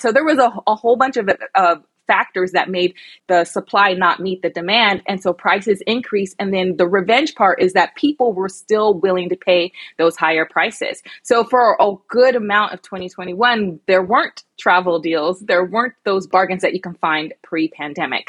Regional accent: United States; also born or lived in London; the American girl.

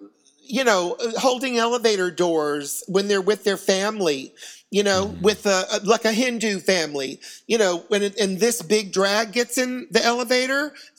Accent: United States; I'm an American, and I do love it here. This is my home.

